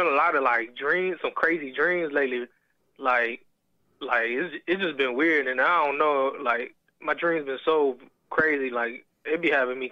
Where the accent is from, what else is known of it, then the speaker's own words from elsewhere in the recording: Virginia, United States; accent: Southern; I was born here in Virginia